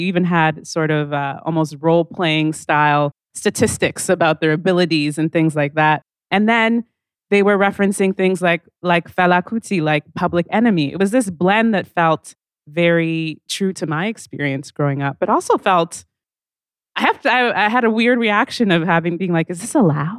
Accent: Calgary, Alberta, Canada; I grew up in Calgary

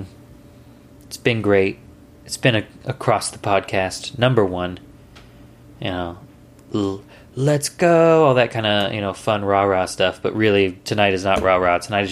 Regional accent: United States; I'm American

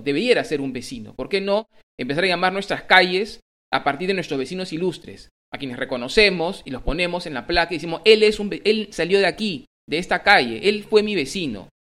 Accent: Peru

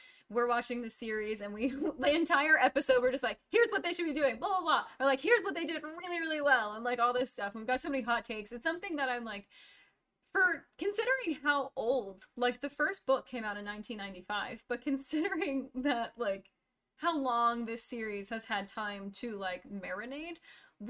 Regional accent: United States; being an American

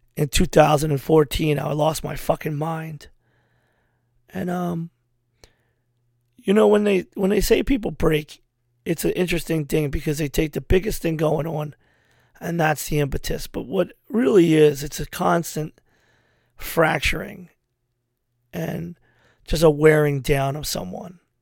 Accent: Philadelphia, Pennsylvania, United States; I was from Frankfurt

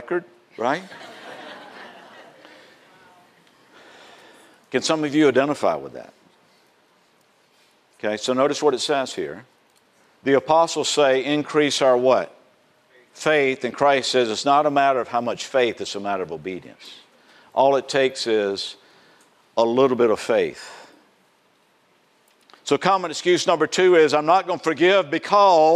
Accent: South Carolina, United States; in the South, my home state, South Carolina

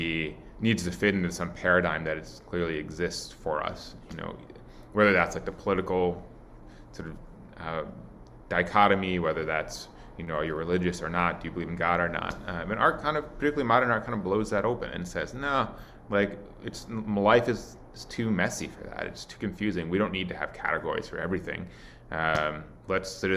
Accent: Milwaukee, Wisconsin, United States; grew up in Milwaukee

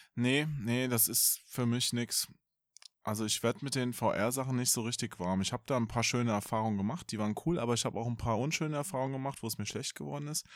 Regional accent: Hesse, Germany; ich bin ja Hesse, ich verschlucke ja immer die Endungen

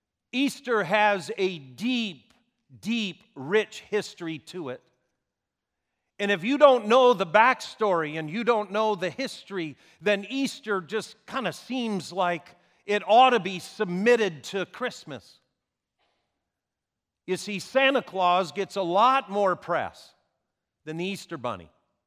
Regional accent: Vancouver, British Columbia, Canada; born there; I was born in Vancouver, British Columbia is where I was born.

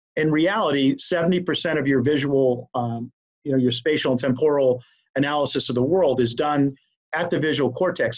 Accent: Maine, United States; moved away; I'm from Maine originally

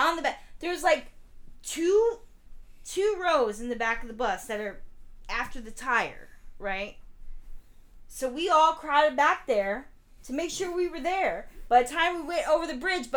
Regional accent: St. Petersburg, Florida, United States; I'm from St. Pete, Florida. Grew up in Coquina Key.

